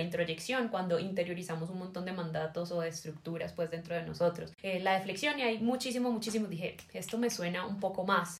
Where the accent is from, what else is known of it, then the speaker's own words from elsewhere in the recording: Cali, Valle del Cauca, Colombia; soy caleña